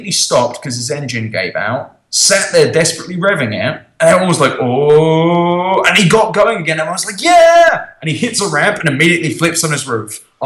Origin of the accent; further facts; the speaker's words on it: Pennsylvania, United States; oh, I'm from Pennsylvania.